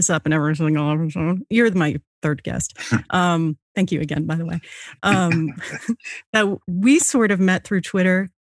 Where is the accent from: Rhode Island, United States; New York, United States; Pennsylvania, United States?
Rhode Island, United States; I'm from Rhode Island.